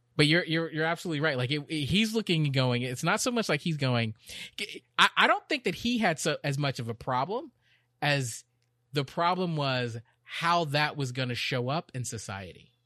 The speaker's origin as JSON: {"language": "English", "region": "Texas", "country": "United States", "tie": "born or raised there", "also_born_or_lived": "Chicago, Illinois", "said": "When I moved to Texas"}